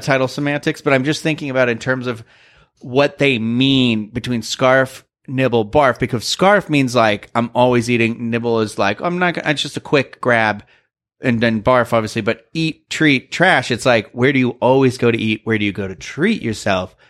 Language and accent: English; New England, United States; I'm from New England